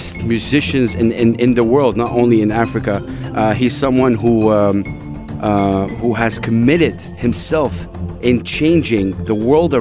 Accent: Saudi Arabia; now in United Arab Emirates; I come from Saudi Arabia

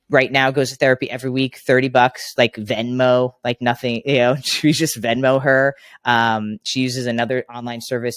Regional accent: Long Island, New York, United States; I grew up in Long Island, New York

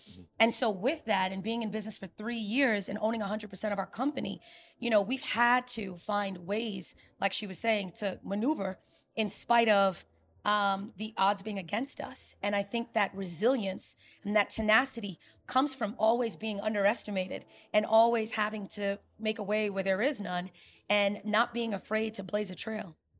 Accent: New York City, New York, United States; selling enterprise software in New York City, my hometown, Silicon Alley

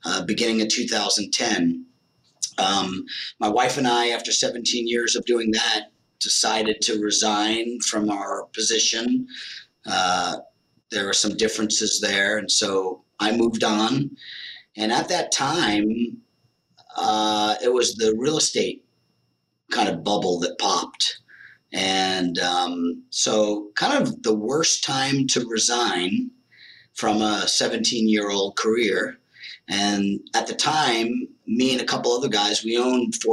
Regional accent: New Jersey, United States; moved away as an adult; also born or lived in Las Vegas / Arizona; I moved from New Jersey, born and raised, to Las Vegas

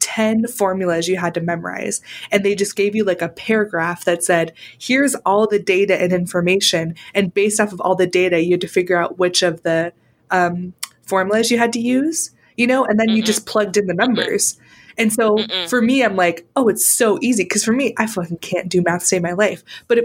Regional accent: California, United States; I'm from California

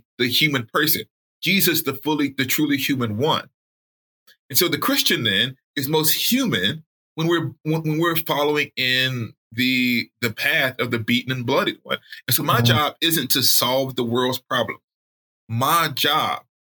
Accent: Alabama, United States; I grew up in Alabama.

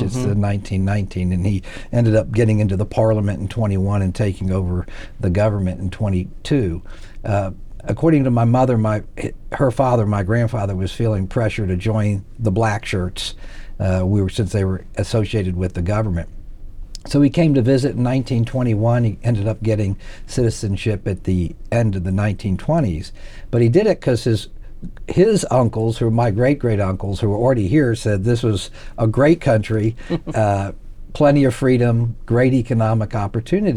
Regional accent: Houston, Texas, United States; I grew up in Houston since first grade

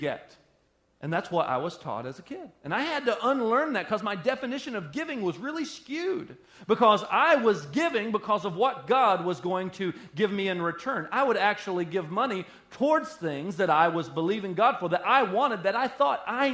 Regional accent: Sheboygan County, Wisconsin, United States; We're all from Sheboygan County

